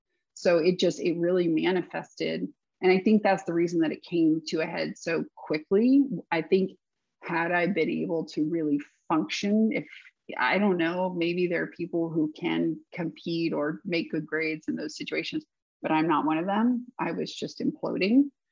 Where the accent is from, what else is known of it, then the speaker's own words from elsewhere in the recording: the South, United States; But I had this, I think maybe growing up in the South, maybe the way my parents raised me